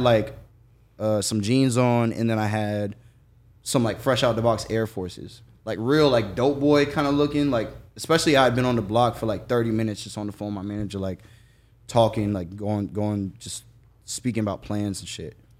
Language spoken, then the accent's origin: English; Jacksonville, Florida, United States; I'm from Jacksonville